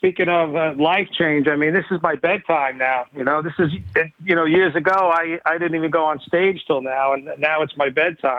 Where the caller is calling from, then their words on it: New York City, New York, United States; I'm calling from New York City.